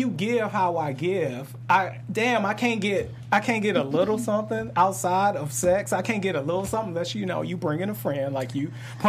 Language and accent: English; Detroit, Michigan, United States; my hometown of Detroit